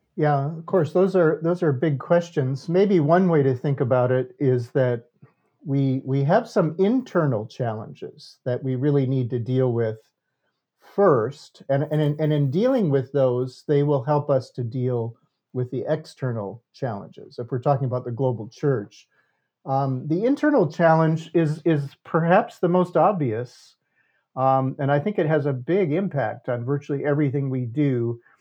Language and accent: English; United States; I was the only American